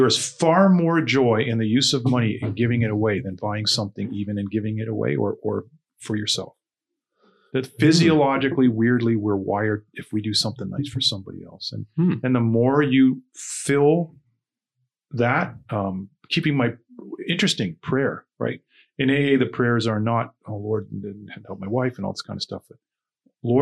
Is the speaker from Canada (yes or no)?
yes; Niagara, Ontario, Canada; also born or lived in Toronto, Canada; growing up in Niagara